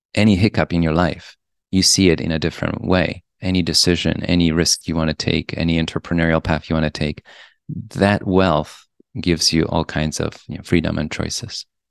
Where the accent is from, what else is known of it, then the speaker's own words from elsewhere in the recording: Poland; also born or lived in Europe; now in New York, United States; I grew up in Poland. And then I went to schools around Europe, and then I came to New York, and I spent most